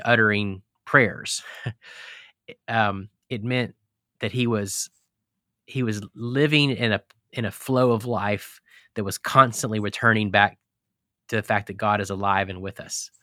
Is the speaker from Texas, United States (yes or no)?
yes; Texas, United States; also born or lived in Colorado / Clemson, South Carolina / Charlottesville, Virginia; now in Holland, Michigan, United States; I grew up in Texas, and I've lived in Colorado and pastored in Clemson, South Carolina, and Charlottesville, Virginia, and now we're in Holland, Michigan